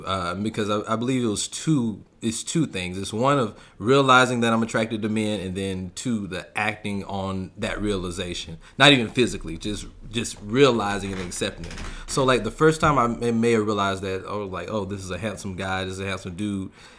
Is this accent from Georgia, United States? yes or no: yes; Albany, Georgia, United States; now in California, United States; From Albany, Georgia.